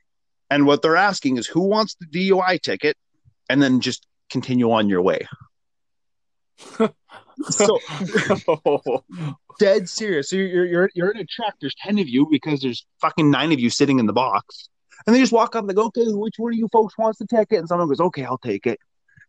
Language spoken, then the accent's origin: English; Saskatchewan, Canada; No, I'm from Saskatchewan. I got nothing to hit.